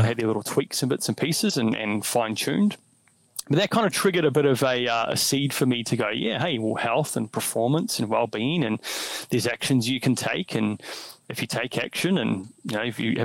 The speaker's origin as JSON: {"language": "English", "country": "New Zealand", "tie": "born or raised there", "said": "I grew up in New Zealand."}